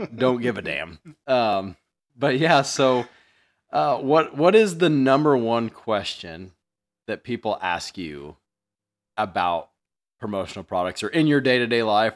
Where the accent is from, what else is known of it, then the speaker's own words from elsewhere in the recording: Mattoon, Illinois, United States; I grew up in Mattoon